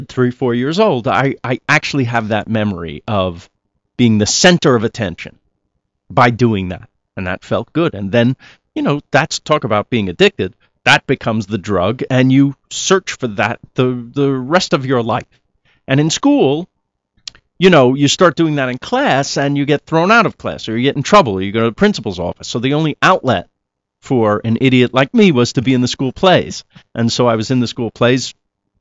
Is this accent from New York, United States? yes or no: yes; Rockland County, New York, United States; also born or lived in Queens, New York / Bronx, New York / Manhattan, New York; I was born in Queens. I grew up in the Bronx a little bit in the nice part called Riverdale. And then we moved to Rockland County. So that's really where I grew up. But in and around New York my whole life.